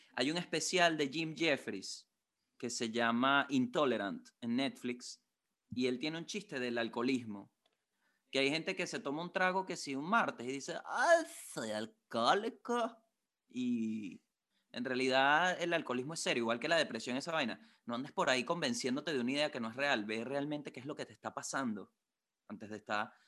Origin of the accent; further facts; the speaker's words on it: Venezuela; now in Santiago, Chile; como buen venezolano